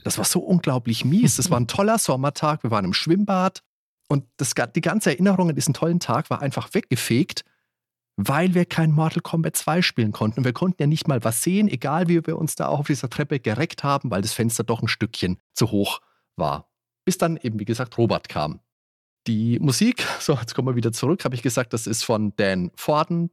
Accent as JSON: {"language": "German", "town": "Würzburg", "region": "Bavaria", "country": "Germany", "tie": "born or raised there", "said": "wir haben bei uns in Würzburg einen ganz tollen Spieleladen gehabt"}